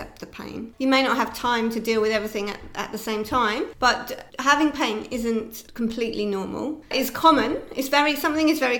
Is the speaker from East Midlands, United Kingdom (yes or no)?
no; Sussex, South East England, United Kingdom; moved away as an adult; also born or lived in London; now in Barcelona, Spain; I'm from Sussex in England, but we were in London.